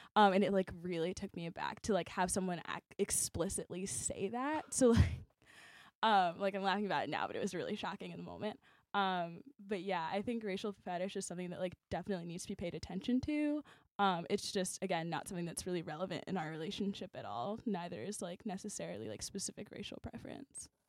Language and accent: English; Chicago, Illinois, United States; we're from Chicago